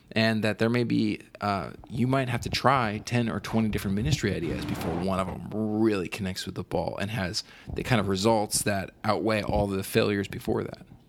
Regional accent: East Coast, United States; moved away; I'm from the East Coast

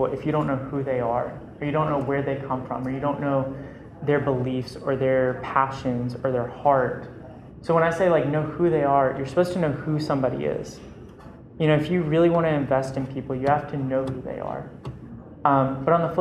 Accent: Perry, Georgia, United States; I came from Perry, Georgia, middle of nowhere

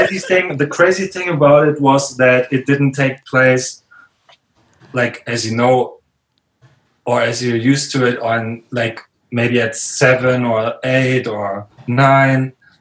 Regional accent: Riga, Latvia; I was from Riga, I guess, from the capital.

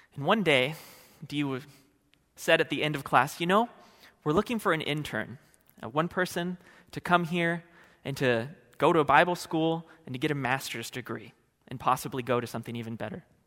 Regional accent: California, United States; moved away as an adult; now in Oregon, United States; I hail from California.

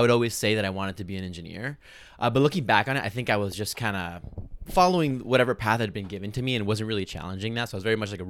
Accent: Venezuela; moved away as an adult; now in United States; I was born in Venezuela, but because my mom is American, like, I was technically a citizen at birth or whatever it's called.

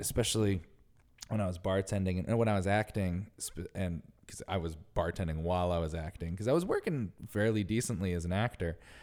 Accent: Northeast, United States; also born or lived in New York City; now in New York, United States; growing up in the Northeast, like, we had winter and it snowed all the time

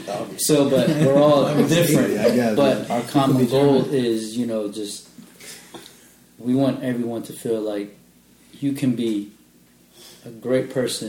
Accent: Philippines; You know, I'm Filipino.

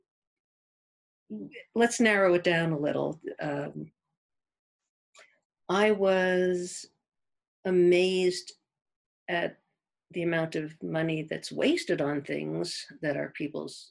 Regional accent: East Coast, United States; moved away as an adult; also born or lived in the South (US); now in Sun Valley, United States; I'm from the East Coast, and I lived down in the South for a while

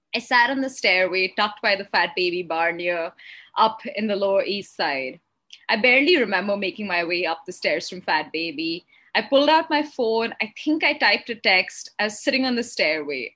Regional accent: Jaipur, Rajasthan, India; moved away as an adult; also born or lived in Harlem, New York; my hometown in Jaipur

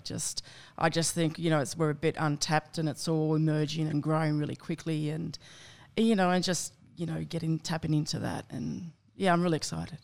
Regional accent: Campbelltown, New South Wales, Australia; I grew up in, uh, southwest Sydney in Campbelltown

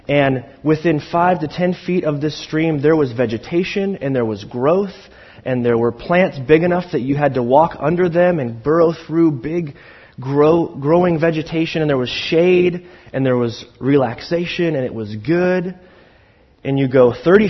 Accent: Pacific Northwest, United States; I'm from the Pacific Northwest

